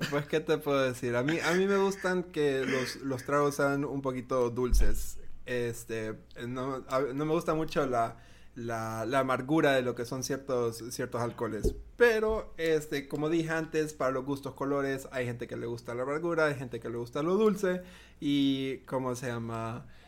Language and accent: Spanish; Honduras; also born or lived in United States; originalmente soy de Honduras